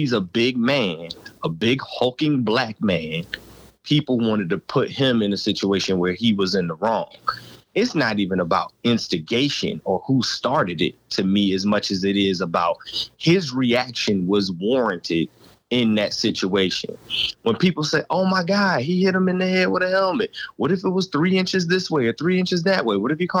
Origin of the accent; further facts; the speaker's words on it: Virginia, United States; also born or lived in Louisiana; when I moved from Louisiana to Virginia at the tender age of 6 years old